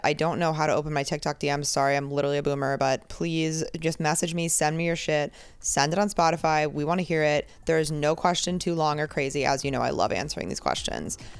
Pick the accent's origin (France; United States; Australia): United States; New Jersey; moved away as an adult; also born or lived in Boston / Texas; now in New York City, United States; I grew up near New Jersey, like, in New Jersey near the city